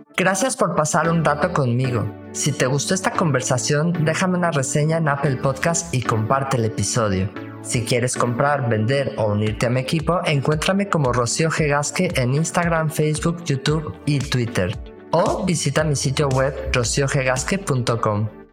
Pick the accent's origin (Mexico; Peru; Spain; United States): Mexico; me siento como muy en casa, como muy mexicano